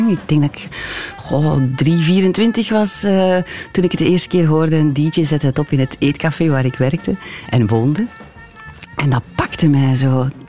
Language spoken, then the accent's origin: Dutch; Hamme, Flanders, Belgium; Ja, ik ben van Hamme. Ik heb daar eh, heel lang gewoond.